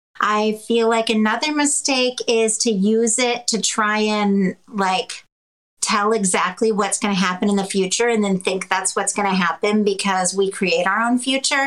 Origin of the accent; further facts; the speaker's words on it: Canada; I'm French Canadian.